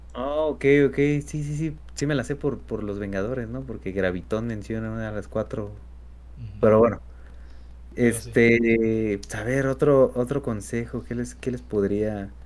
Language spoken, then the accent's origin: Spanish; Mexico; somos mexicanos